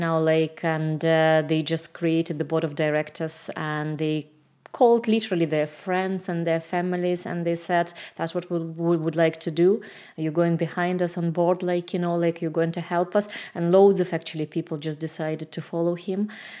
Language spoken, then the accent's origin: English; Belarus; moved away as an adult; now in Ireland; I'm from Belarus.